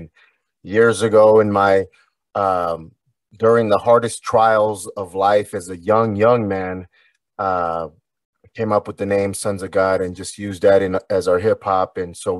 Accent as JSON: {"language": "English", "town": "Anaheim", "region": "California", "country": "United States", "tie": "born or raised there", "said": "Anaheim, California."}